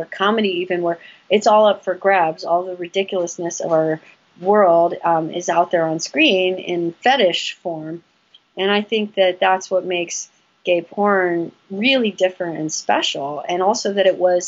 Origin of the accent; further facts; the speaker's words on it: West Hollywood, California, United States; we grew up in West Hollywood